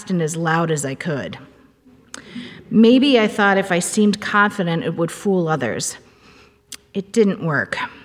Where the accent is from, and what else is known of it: Cambridge, Minnesota, United States; born or raised there